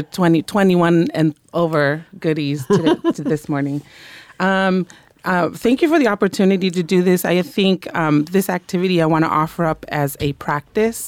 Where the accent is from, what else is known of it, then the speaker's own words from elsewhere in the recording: Monterey, California, United States; moved away; I was raised in Monterey